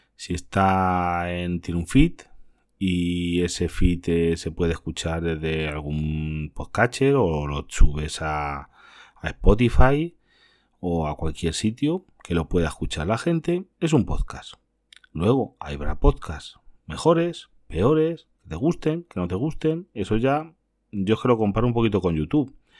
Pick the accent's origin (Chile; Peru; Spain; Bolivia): Spain; Castilla-La Mancha; otras comunidades como la mía que es Castilla-La Mancha